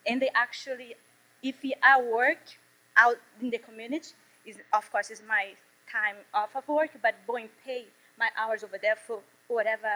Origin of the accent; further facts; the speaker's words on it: Brazil; English is a second language; moved away as an adult; also born or lived in Washington, D.C.; now in South Carolina, United States; when I first come over here to US, it was like 6 years ago from Brazil